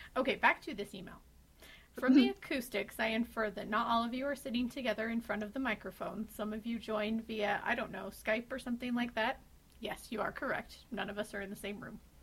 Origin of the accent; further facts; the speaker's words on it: Utah, United States; I'm from Utah, and that's all I know about my accent.